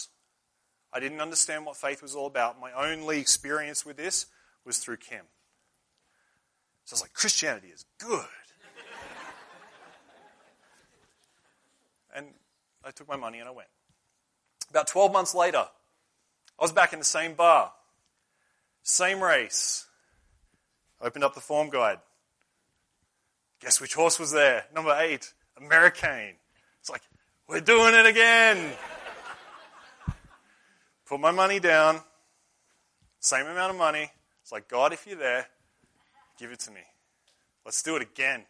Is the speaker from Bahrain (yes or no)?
no; Australia; moved away; I'm from Australia